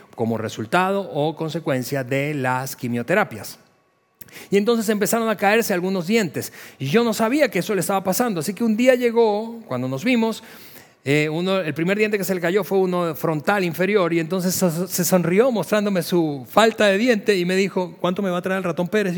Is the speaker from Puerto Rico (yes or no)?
no; Venezuela; moved away as an adult; somos venezolanos de, origen